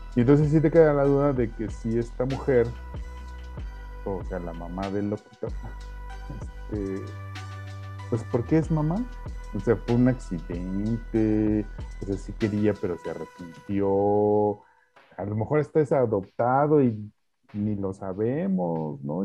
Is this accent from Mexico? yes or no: yes; Mexico; como mexicanos